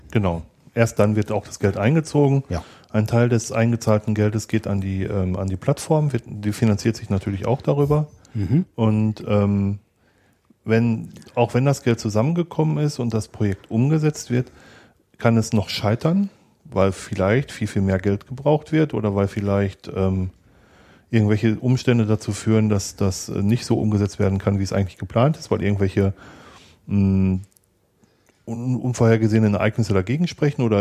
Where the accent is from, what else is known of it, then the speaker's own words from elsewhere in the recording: North Rhine-Westphalia, Germany; ich komme aus dem Ruhrgebiet